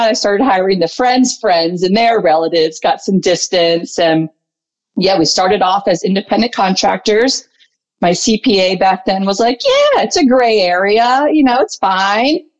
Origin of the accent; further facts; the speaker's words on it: Potomac, Maryland, United States; my hometown of Potomac, Maryland.